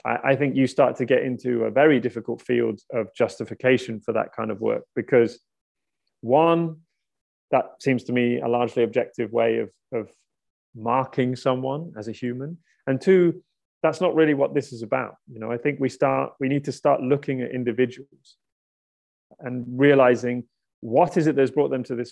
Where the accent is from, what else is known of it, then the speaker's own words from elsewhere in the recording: outside Brighton, South East England, United Kingdom; I was born outside Brighton